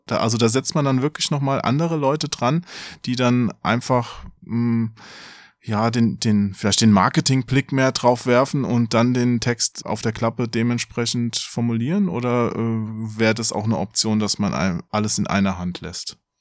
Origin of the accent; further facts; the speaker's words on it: Hesse, Germany; ich bin ja Hesse, da verschlucke ich die Endung wahrscheinlich zu sehr.